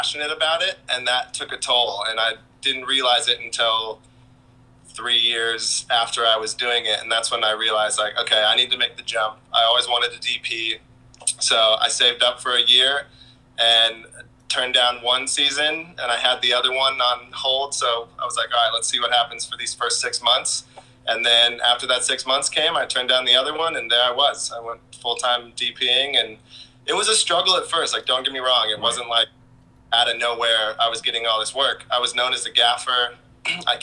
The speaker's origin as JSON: {"language": "English", "town": "Reno", "region": "Nevada", "country": "United States", "tie": "born or raised there", "also_born_or_lived": "Ventura, California", "moved": "as an adult", "lives_now": "Los Angeles, United States", "said": "I grew up in Reno, Nevada"}